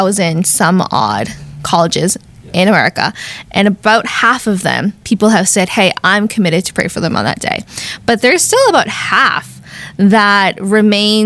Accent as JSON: {"language": "English", "town": "Boston", "region": "Massachusetts", "country": "United States", "said": "we're from Boston"}